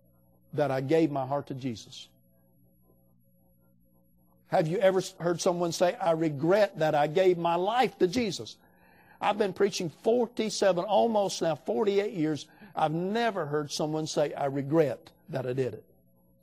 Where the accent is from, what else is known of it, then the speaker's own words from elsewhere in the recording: United States; I'm from America